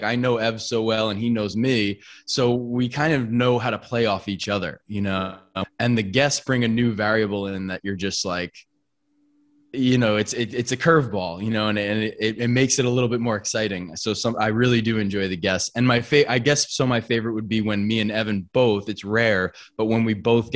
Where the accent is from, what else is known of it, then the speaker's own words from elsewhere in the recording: Long Island, New York, United States; We're from Long Island